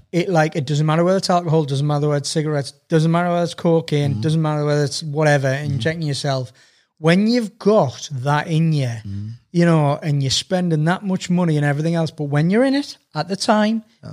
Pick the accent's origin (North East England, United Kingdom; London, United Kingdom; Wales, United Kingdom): North East England, United Kingdom; Sunderland; I was born in Sunderland, so I'm a Sunderland season ticket holder.